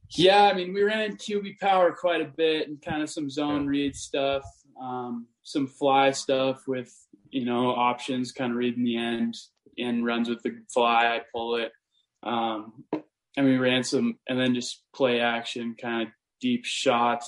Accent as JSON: {"language": "English", "region": "Montana", "country": "United States", "tie": "born or raised there", "said": "I'm from small town Montana, and uh, you know I grew up on like a cattle ranch"}